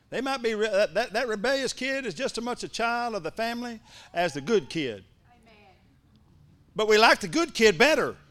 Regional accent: Ardmore, Oklahoma, United States; born or raised there

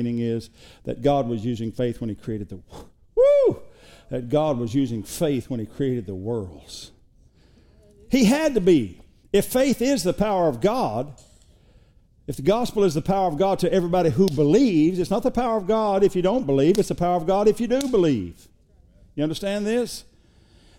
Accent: Oklahoma, United States; now in Texas, United States; we're from Oklahoma

